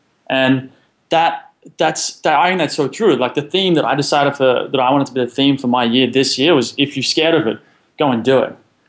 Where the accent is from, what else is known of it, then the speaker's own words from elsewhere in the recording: Sydney, New South Wales, Australia; Well, so I'm from Sydney, Australia.